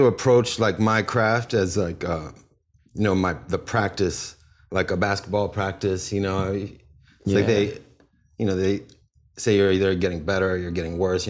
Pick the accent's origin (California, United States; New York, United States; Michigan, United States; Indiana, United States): Michigan, United States; Ann Arbor; born there; I was born in 78 in Ann Arbor, Michigan.